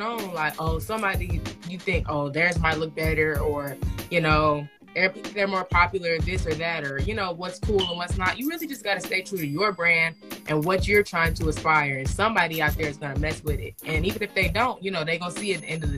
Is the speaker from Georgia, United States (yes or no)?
yes; Atlanta, Georgia, United States; I'm from Atlanta, Georgia